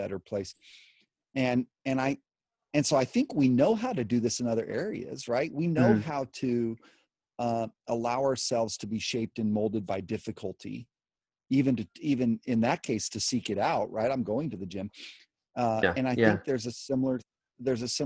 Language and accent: English; United States; us as American Christians